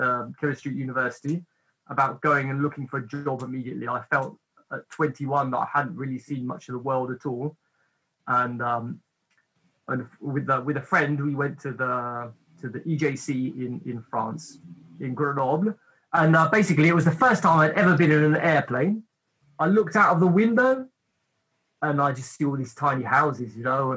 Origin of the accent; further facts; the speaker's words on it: England, United Kingdom; also born or lived in Cornwall; basically I was brought up in England. My mother's side of the family is from London. My father's side of the family is from Cornwall, from the very tip, from Penzance. And just before I was a teenager, we moved to Cornwall.